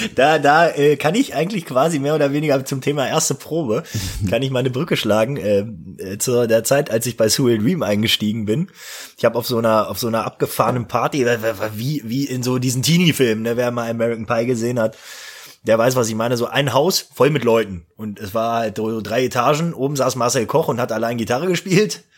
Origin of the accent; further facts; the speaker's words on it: Eifel, Germany; ich bin auf eine neue Schule gekommen nach der Realschule und da äh, bei uns in Eifeld